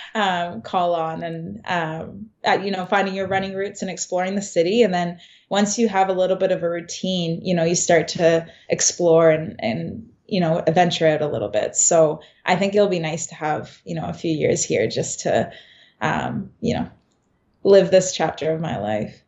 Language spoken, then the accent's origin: English; Canada; moved away as an adult; also born or lived in Kingston / London, Ontario; now in Boston, United States; myself from Canada